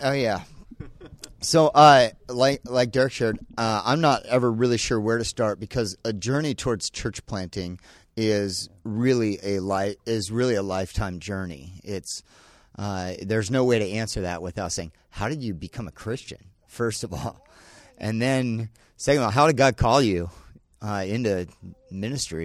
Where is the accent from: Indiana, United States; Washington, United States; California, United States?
Washington, United States; Bellingham; also born or lived in Salem, Oregon; I grew up, uh, through from the time I was ten years old to eighteen. And then we moved back to Bellingham